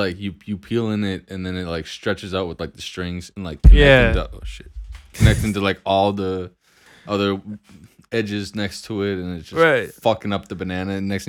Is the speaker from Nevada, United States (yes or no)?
no; Minnesota, United States; we're from Minnesota, though.